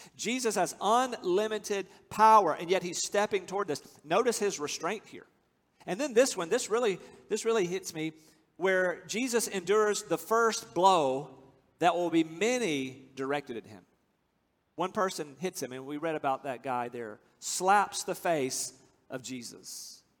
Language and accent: English; United States; I'm from America.